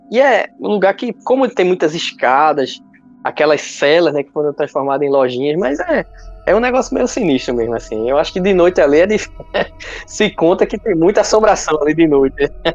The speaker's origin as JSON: {"language": "Portuguese", "town": "Recife", "region": "Pernambuco", "country": "Brazil", "also_born_or_lived": "Caruaru", "said": "Sou do Recife"}